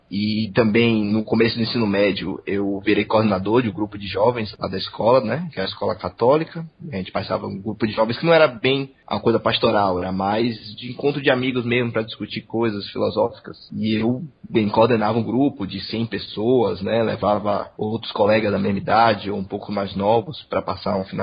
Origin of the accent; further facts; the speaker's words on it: Salvador, Bahia, Brazil; eu tenho 24 anos, sou soteropolitano, né? Nasci em Salvador e morei em Salvador até começo desse ano, na casa dos meus pais.